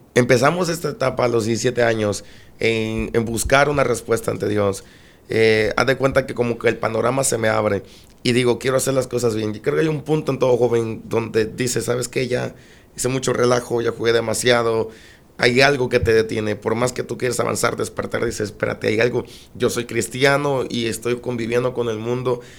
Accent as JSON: {"language": "Spanish", "town": "Minatitlán", "region": "Veracruz", "country": "Mexico", "tie": "born or raised there", "said": "nacimos en Minatitlán, Veracruz. En Minatitlán, Veracruz somos originarios de allá."}